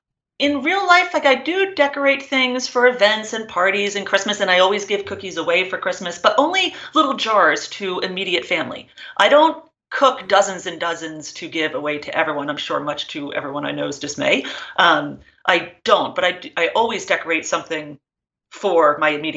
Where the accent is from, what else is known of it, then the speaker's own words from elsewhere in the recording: New Jersey, United States; I grew up in New Jersey and in the same house from birth